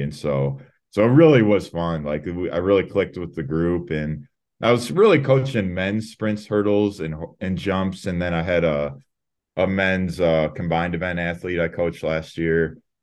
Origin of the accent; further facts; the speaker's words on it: Chicago, Illinois, United States; moved away as an adult; now in Albuquerque, United States; I'm originally from Chicago, Illinois.